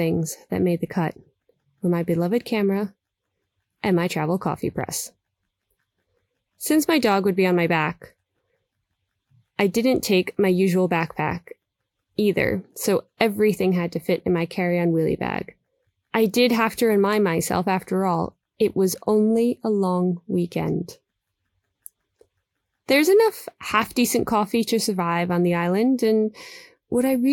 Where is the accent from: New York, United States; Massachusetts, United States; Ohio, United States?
New York, United States; moved away; also born or lived in London; I'm from New York, and at the time, living in London